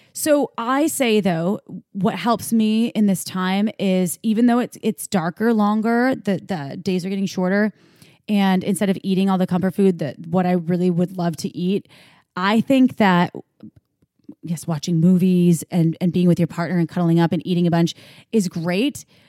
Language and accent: English; Midwest, United States; growing up in the Midwest